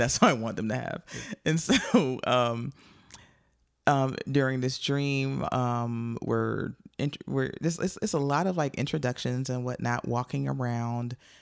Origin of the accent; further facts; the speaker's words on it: Joliet, Illinois, United States; I grew up in Joliet, Illinois